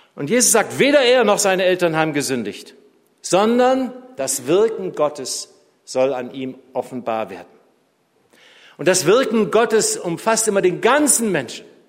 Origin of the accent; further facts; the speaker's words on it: Tübingen, Baden-Württemberg, Germany; moved away; meiner alten Heimatstadt Tübingen